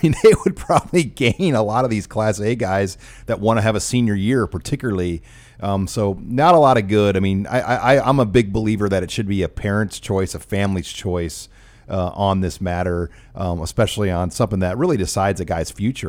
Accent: Omaha, Nebraska, United States; 68107, it's where I grew up in South Omaha

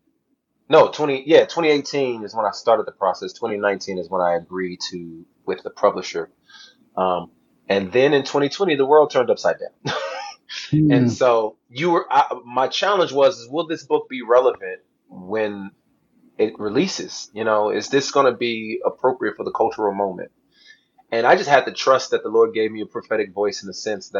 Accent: Southern California, United States; I grew up in Southern California

